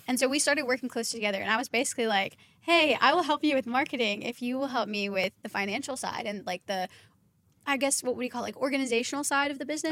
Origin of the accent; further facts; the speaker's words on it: Kentucky, United States; I'm from Kentucky, and we had worked with a high end barbershop in Kentucky